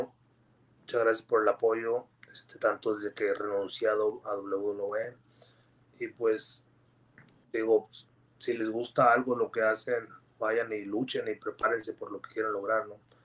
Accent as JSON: {"language": "Spanish", "town": "Gómez Palacio", "region": "Durango", "country": "Mexico", "said": "mi ciudad, este, como es Palacio Durango"}